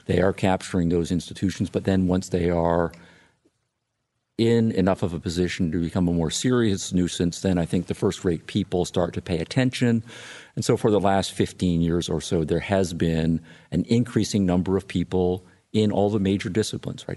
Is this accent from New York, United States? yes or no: no; Illinois, United States; my home state of Illinois